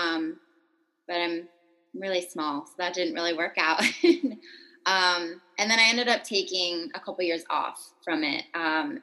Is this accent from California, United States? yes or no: yes; California, United States; moved away as an adult; now in Portland, United States; from California. I lived there my whole life up until I moved out to Portland, Oregon.